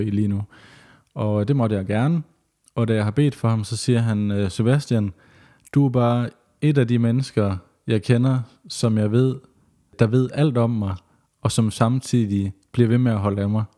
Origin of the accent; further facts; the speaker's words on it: West Jutland, Central Denmark Region, Denmark; moved away as an adult; also born or lived in Vollsmose, Odense; now in Odense, Denmark; Jeg føler mig også stadigvæk lidt som vestjyde